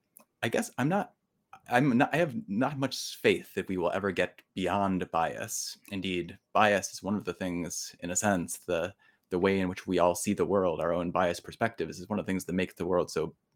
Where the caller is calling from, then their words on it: New York, United States; I'm joining you from Colgate University, which is just about to begin classes here in upstate New York.